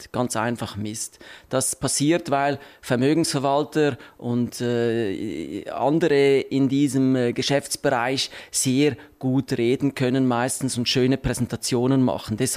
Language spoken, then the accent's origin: German; Switzerland; Zins ist einfach ein Name, den man äh, äh, breit nur für Obligationen benutzt bei uns in der Schweiz